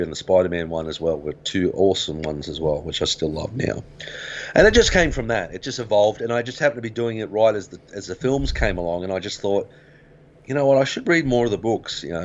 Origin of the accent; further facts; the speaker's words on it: Griffith, New South Wales, Australia; when we grew up in Griffith